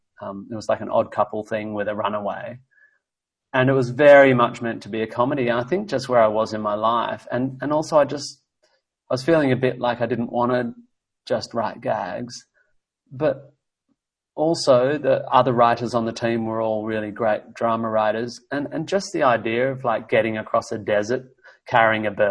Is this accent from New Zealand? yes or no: no; Australia; also born or lived in United States; as an Australian. You know, I've lived in the States, obviously